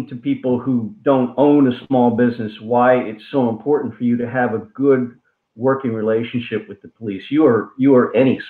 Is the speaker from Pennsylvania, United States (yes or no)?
yes; Falls Township, Pennsylvania, United States; So I grew up in Falls Township.